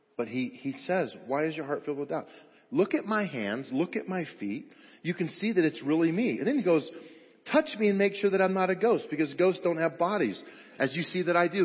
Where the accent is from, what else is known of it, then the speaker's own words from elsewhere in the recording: Grand Junction, Colorado, United States; I grew up over on the West Slope at Grand Junction and, and uh, graduated from Grand Junction High School